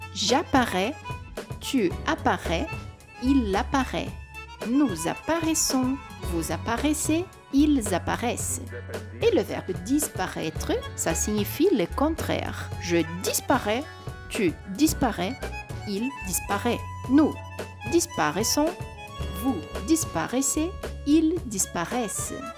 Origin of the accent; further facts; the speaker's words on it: Brazil; je suis brésilienne et professeure de français